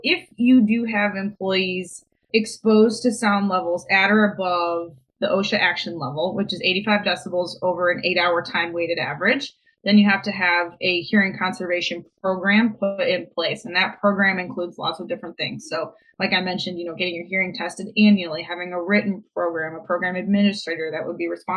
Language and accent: English; Toledo, Ohio, United States; moved away as an adult; now in Columbus, United States; I am born and raised in Toledo.